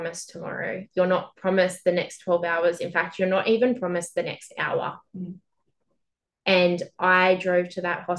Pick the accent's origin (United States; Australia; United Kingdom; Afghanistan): Australia; Albury-Wodonga; moved away as an adult; now in Melbourne, Australia; My family all live in Albury Wodonga, which is a regional town on the border of New South Wales and Victoria.